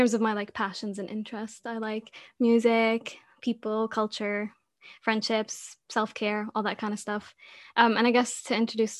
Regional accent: Jordan; moved away as an adult; now in Newbury, United Kingdom; I am from Jordan, but I am currently living in Newbury in the UK

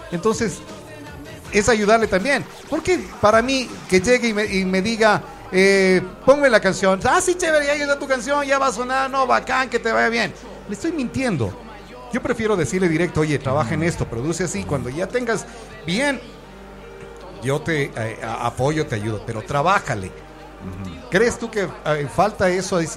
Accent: Ecuador; nosotros somos, como ecuatorianos, el gran problema

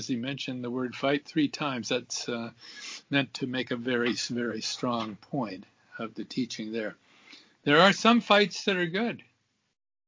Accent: Southern Oregon, United States; I grew up in Southern Oregon

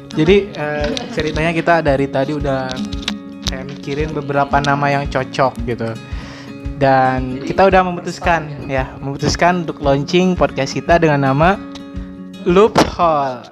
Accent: Rangkasbitung, Banten, Indonesia; gue lahir di Rangkas Bitung

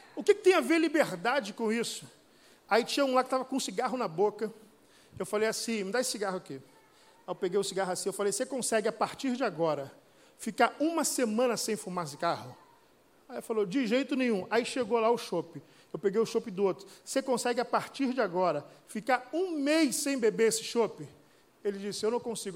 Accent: Rio de Janeiro, Brazil; eu sou lá do Rio de Janeiro, o sotaque também acusa

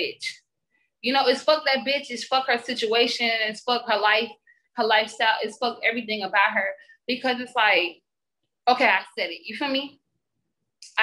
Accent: Columbia, South Carolina, United States; I grew up in Columbia, South Carolina

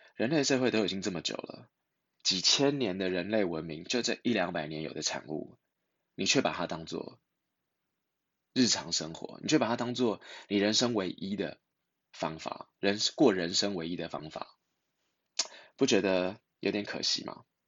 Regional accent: Taiwan; 我们在台湾

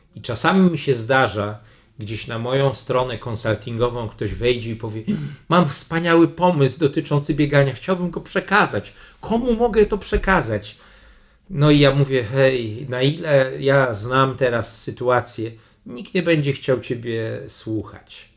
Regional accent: Poland; jestem z Polski, tu nowy dyrektor generalny

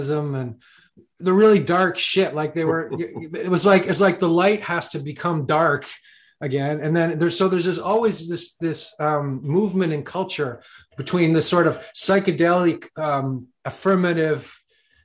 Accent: Canada; I'm from Canada

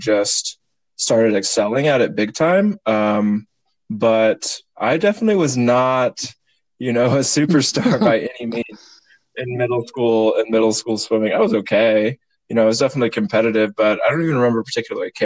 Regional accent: Zionsville, Indiana, United States; I'm from Zionsville, Indiana.

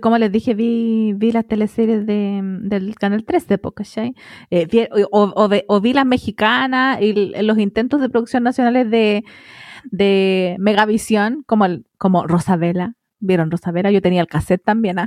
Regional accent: Melipilla, Santiago Metropolitan Region, Chile; teníamos el cable de ahí de mi pueblo, pues Melivisión

